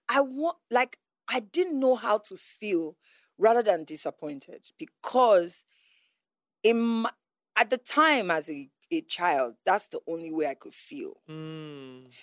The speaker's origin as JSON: {"language": "English", "town": "Onitsha", "country": "Nigeria", "also_born_or_lived": "Enugu", "said": "I was this girl from Onitsha, Enugu"}